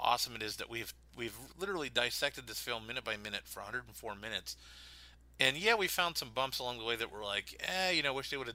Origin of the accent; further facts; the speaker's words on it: Pittsburgh, Pennsylvania, United States; born or raised there; moved away